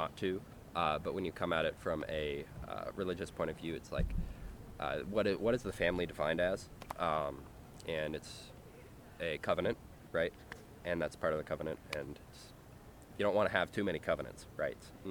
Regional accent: Northern California, United States; now in San Diego, United States; I'm from Northern California

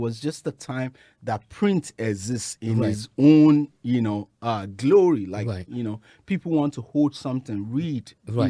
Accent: Lagos, Nigeria; now in United States; I grew up in Nigeria, Lagos

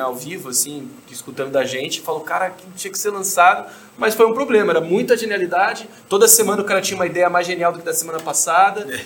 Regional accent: São Paulo, Brazil; also born or lived in United States; eu sou brasileiro, cresci em São Paulo

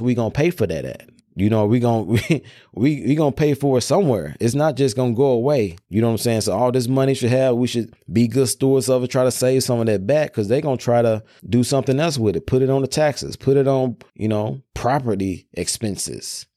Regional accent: Memphis, Tennessee, United States; I'm from Memphis

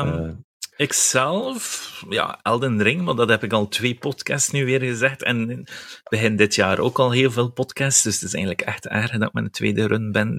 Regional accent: West Flanders, Belgium; now in Ghent, Belgium; ik ben West-Vlaming, ik woon wel in Gent

